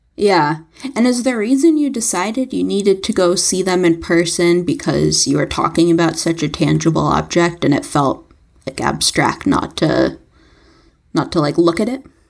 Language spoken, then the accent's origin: English; New York City, New York, United States; as a New Yorker